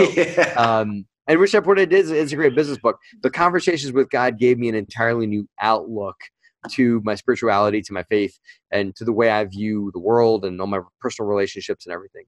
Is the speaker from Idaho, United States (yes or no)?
no; New Jersey, United States; moved away; the town I lived in, I used to live in, in South Jersey, and I drove past this house all the time. It was just it was one dilapidated house in my hometown